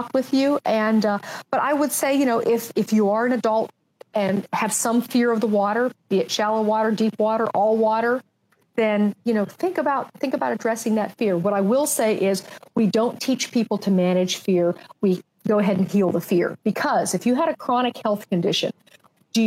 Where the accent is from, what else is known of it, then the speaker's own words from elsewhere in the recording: Pittsburgh, Pennsylvania, United States; moved away; I'm from Pittsburgh